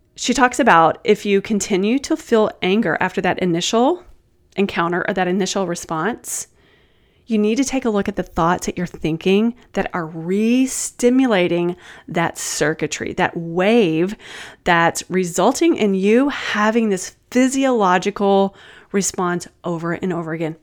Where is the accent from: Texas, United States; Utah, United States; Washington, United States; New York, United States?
Texas, United States; I'm from Texas